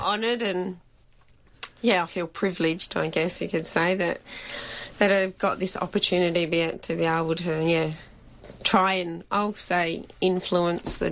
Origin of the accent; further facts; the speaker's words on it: Belair National Park, South Australia, Australia; I grew up around Belair National Park and stuff, and used to enter that all the time.